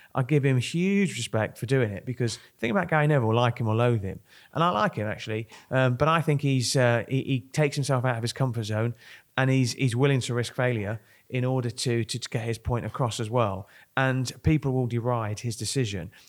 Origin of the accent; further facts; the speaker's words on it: Kent, South East England, United Kingdom; moved away; I come from Kent